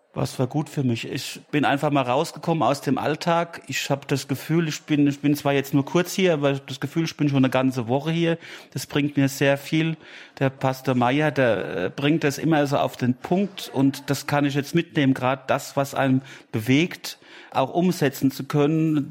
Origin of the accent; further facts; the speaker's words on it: Schaafheim, Hesse, Germany; Ich komme aus Schafheim, das ist näher Aschaffenburg